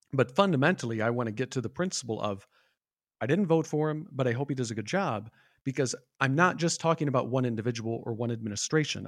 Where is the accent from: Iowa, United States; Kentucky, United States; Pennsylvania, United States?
Iowa, United States; I'm born and raised in the Midwest from Iowa